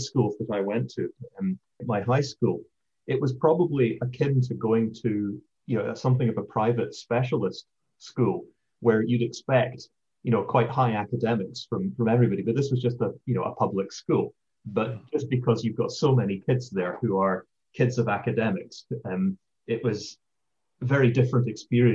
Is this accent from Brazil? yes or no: no; St Andrews, Scotland, United Kingdom; moved away as an adult; now in United States; I grew up in St. Andrews, Scotland